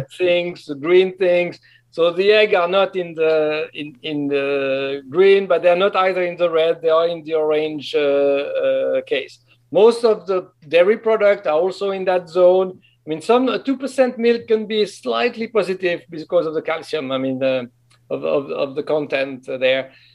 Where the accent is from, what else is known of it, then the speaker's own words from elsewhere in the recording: French-speaking Switzerland, Romandy, Switzerland; moved away; I'm from the French of Switzerland